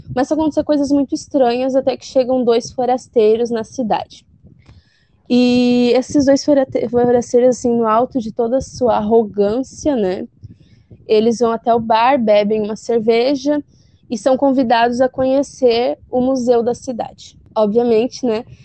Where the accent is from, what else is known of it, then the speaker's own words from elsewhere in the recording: South Region, Brazil; a gente aqui do sul é uma terra linda, uma terra com um sotaque bonito